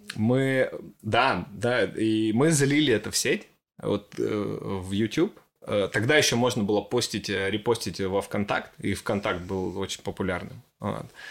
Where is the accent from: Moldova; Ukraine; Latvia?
Ukraine; now in Sochi, Russia; я родился в маленьком украинском городе